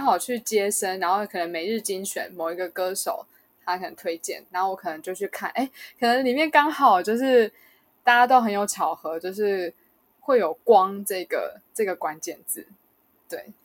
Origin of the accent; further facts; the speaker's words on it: Kaohsiung, Taiwan; now in New Taipei, Taiwan; 我家乡是在高雄，但我刚好说我工作是在新北